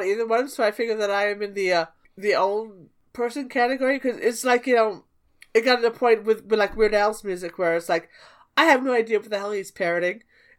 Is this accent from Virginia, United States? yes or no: no; Chicago, Illinois, United States; real Chicagoans like me